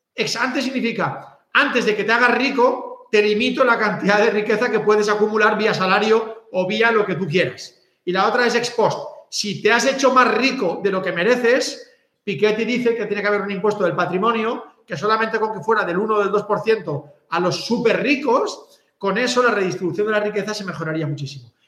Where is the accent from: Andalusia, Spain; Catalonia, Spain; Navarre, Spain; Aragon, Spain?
Catalonia, Spain; soy catalán